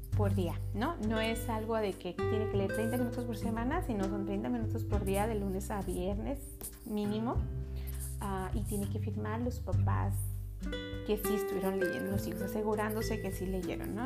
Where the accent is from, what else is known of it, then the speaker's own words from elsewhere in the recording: Mexico; now in United States; yo vengo de México